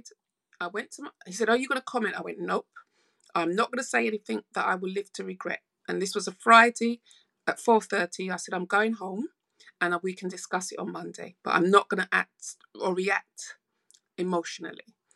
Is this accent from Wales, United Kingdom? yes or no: no; London, United Kingdom; I grew up in South London. My parents are Jamaican. So I'm second generation.